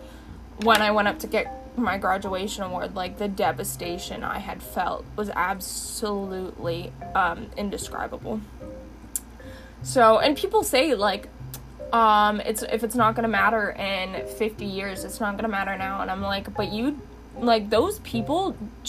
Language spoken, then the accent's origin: English; London, Ontario, Canada; I grew up in London, and my sister had graduated with so many awards.